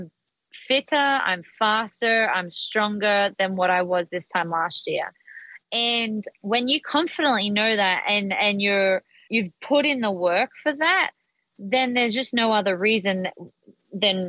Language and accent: English; Australia; when I grew up in Australia.